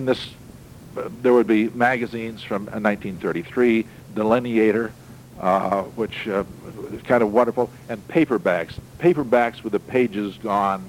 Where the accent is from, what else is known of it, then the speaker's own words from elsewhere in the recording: Hammondsport, New York, United States; moved away; my hometown, Hammondsport